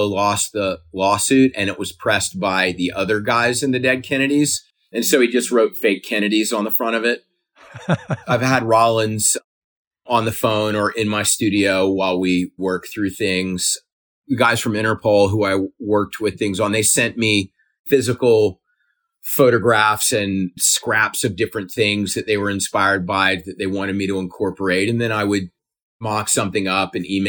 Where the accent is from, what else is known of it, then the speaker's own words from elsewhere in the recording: South Carolina, United States; I grew up in South Carolina.